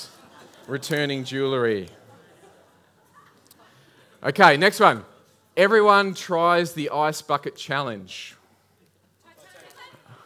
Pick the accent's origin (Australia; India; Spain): Australia; Adelaide Hills, South Australia; I grew up in the Adelaide Hills